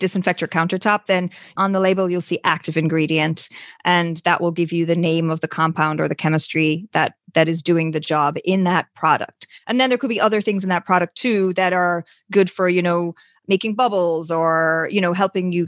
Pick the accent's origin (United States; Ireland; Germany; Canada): Ireland; moved away; I'm originally from Ireland. You can sometimes hear the accent